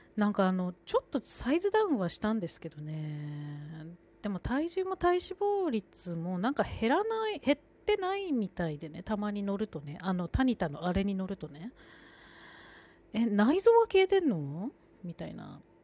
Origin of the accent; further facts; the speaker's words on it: Sendai, Miyagi, Japan; 私は仙台出身